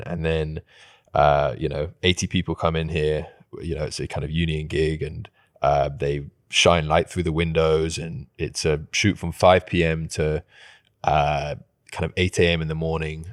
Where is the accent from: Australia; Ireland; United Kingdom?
United Kingdom; England; moved away; I'm English